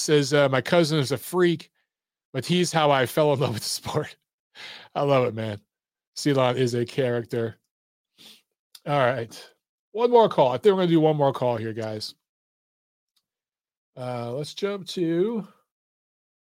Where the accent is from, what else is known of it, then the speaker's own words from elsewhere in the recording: Michigan, United States; growing up in Michigan